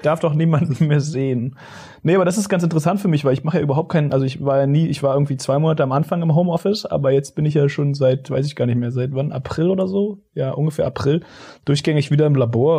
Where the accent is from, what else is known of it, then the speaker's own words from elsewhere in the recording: Berlin, Germany; bei uns in Steglitz